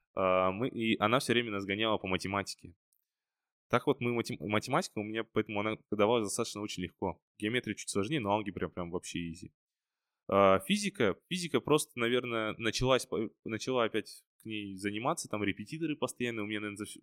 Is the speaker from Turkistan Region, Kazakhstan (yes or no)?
no; Karaganda, Karaganda Region, Kazakhstan; moved away; also born or lived in Almaty; я родом, получается, из Караганды